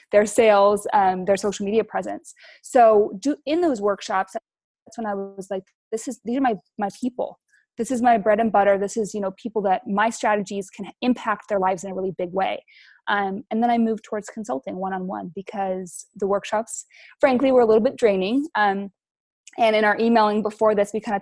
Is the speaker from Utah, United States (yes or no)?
yes; Utah, United States; moved away as an adult; also born or lived in Big Island, Hawaii; now in Hawaii, United States; I live on the Big Island of Hawaii now. I'm originally from Utah